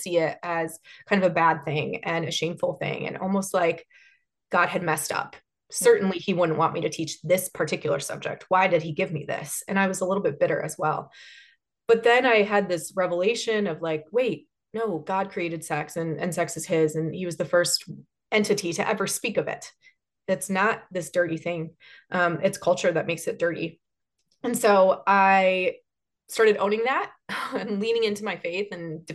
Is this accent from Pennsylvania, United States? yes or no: no; Chicago, Illinois, United States; now in Columbus, United States; I grew up in Chicagoland